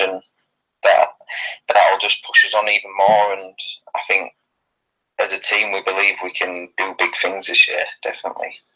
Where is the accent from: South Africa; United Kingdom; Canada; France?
United Kingdom; England; moved away as an adult; now in Sweden; I'm from England